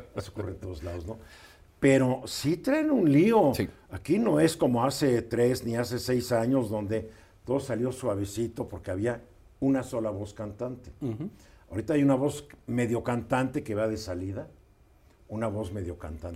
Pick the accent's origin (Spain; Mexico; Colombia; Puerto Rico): Mexico; como los mexicanos somos parte del mundo